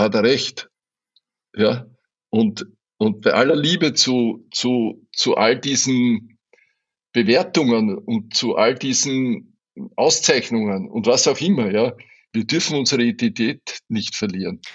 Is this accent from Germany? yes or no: no; Burgenland, Austria; bei uns im Burgenland